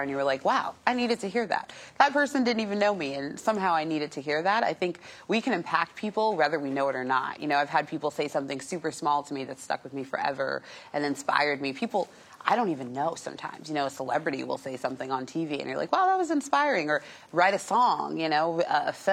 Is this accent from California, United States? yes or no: yes; Los Angeles, California, United States; I grew up in North Hollywood